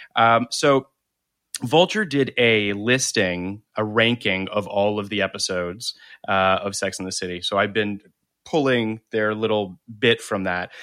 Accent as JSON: {"language": "English", "town": "Toronto", "region": "Ontario", "country": "Canada", "moved": "yes", "said": "I come from Toronto originally"}